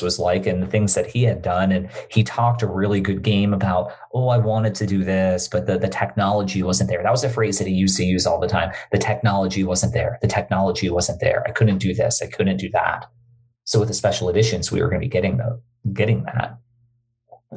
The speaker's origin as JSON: {"language": "English", "country": "Bermuda", "tie": "born or raised there", "said": "growing up in Bermuda, we didn't have cable television"}